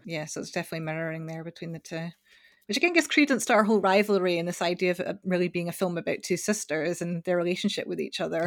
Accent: Scotland, United Kingdom; I'm Scottish

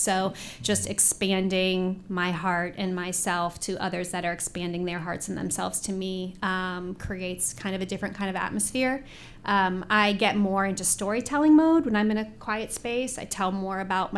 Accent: Indianapolis, Indiana, United States; also born or lived in Bloomington; I was born at St. Vincent's Hospital on the north side. And I grew up on the Spring Mill Road area

